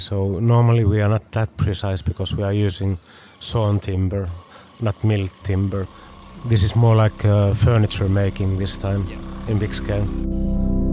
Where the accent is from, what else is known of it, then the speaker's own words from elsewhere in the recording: Finland; we come from Finland